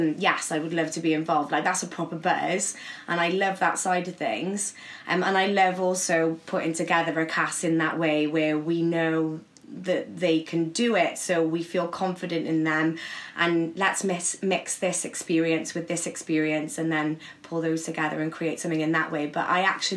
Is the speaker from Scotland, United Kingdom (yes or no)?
no; Cardiff, Wales, United Kingdom; accent: Welsh; now in London, United Kingdom; I'm not a valleys girl. I am actually from Cardiff.